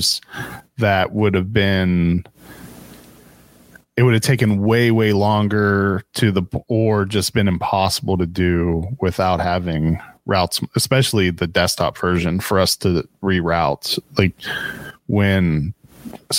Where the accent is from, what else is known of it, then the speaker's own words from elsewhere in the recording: Pittsburgh, Pennsylvania, United States; moved away; I grew up in Pittsburgh